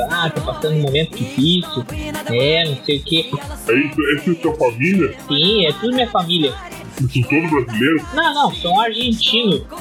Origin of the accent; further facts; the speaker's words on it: Brazil; eu sou brasileiro